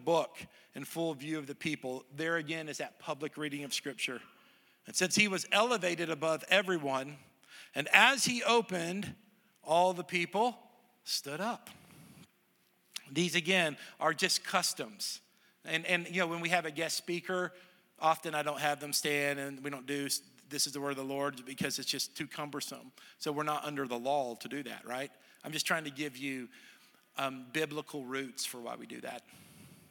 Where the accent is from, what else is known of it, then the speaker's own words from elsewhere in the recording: Southern United States, United States; also born or lived in Texas / Tennessee; I'm a Southerner, I'm a Texan and a Tennessean